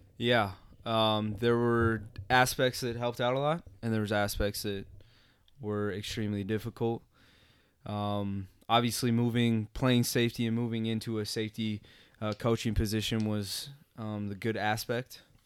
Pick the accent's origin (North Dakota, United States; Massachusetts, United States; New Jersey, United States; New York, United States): North Dakota, United States; Bismarck; moved away as an adult; also born or lived in Moorhead, Minnesota; I'm originally from Bismarck, North Dakota. Uh, born in North Dakota, raised in Bismarck. Um, grew up in Bismarck my entire life.